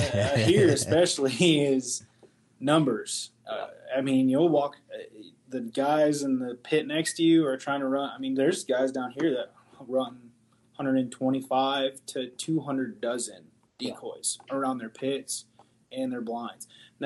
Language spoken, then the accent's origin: English; Michigan, United States; moved away as an adult; also born or lived in Washington State; where I grew up in Michigan